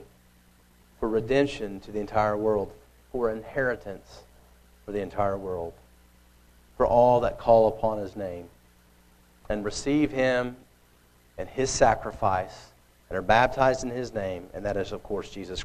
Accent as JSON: {"language": "English", "region": "Oklahoma", "country": "United States", "tie": "born or raised there", "said": "I grew up in Oklahoma. It's in the middle of America"}